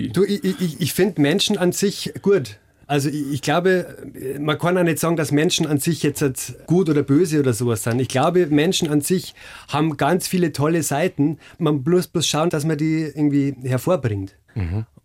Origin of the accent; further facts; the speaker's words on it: Bavaria, Germany; Ich bin ja selber Oberpfälzer.